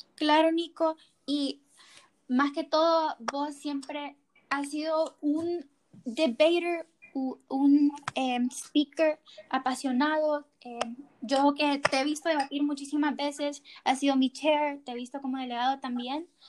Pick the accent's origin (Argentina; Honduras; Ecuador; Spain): Honduras; nosotros como hondureños